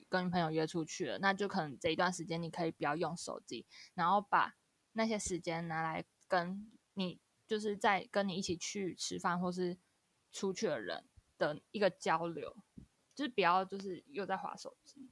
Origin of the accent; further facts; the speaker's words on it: Taiwan; accent: Taiwanese Mandarin; 因为我是会讲台语